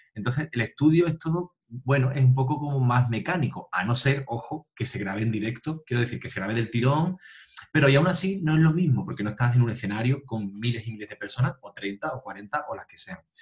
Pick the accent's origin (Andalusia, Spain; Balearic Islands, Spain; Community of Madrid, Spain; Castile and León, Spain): Andalusia, Spain; Tarifa; nací en, en Tarifa y, bueno, aquí de pequeño, pues, em, eh, mis padres me apuntaron a, a clases de solfeo, a, a la banda municipal de aquí de, del pueblo